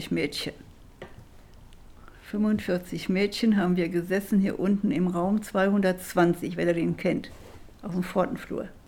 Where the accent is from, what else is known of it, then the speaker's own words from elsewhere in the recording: Schwitten, North Rhine-Westphalia, Germany; Und ich bin ja in Schwitten groß geworden.